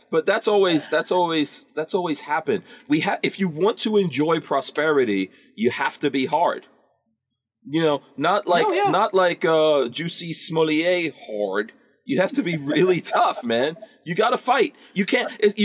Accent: New York, United States; I remember growing up in New York, and if you had something nice, people will come up to you and go, what are you going to do for that?

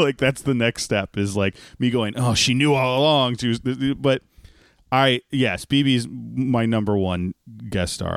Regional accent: Texas, United States; as a Texan

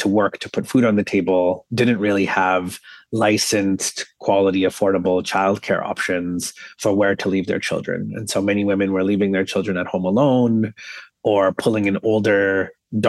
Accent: Toronto, Ontario, Canada; I was born and raised here in Toronto

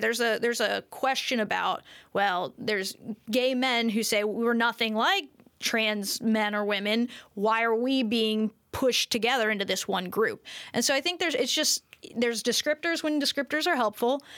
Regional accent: United States; I'm an American.

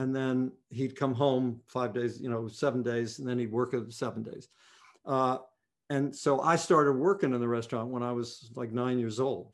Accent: West Virginia, United States; I grew up in a restaurant. My dad owned a restaurant in my hometown, in West Virginia

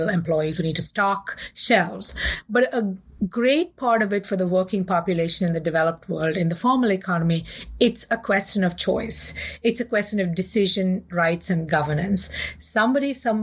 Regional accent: India; I grew up in India in the 70s and the 80s

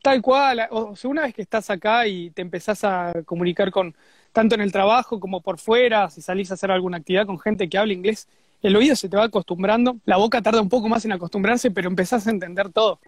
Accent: Zona Sur, Buenos Aires, Argentina; moved away as an adult; now in Australia; volví a Zona Sur, que es de donde, de donde soy

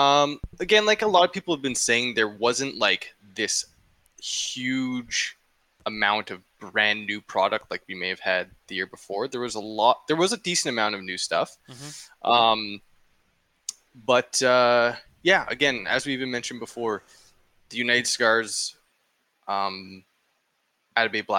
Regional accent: Canada; I'm not even American. Like, you know, it's like, I'm Canadian

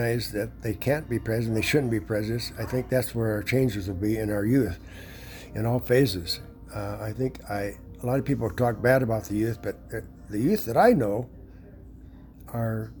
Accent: Chicago, Illinois, United States; I'm from Chicago, around Chicago.

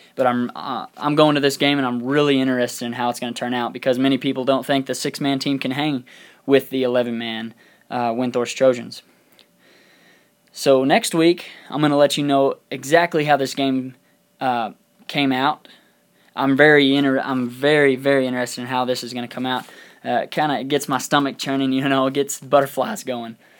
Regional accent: Throckmorton, Texas, United States; moved away; also born or lived in Lubbock, Texas; my hometown of Little Throckmorton, Texas

